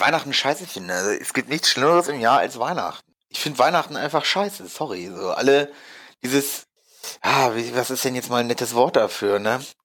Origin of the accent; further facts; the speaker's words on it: Hamelin, Lower Saxony, Germany; moved away; ich komme ja eigentlich aus Hameln, die Ecke